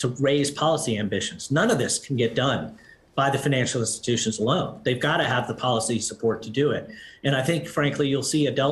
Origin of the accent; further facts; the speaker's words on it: United States; as an American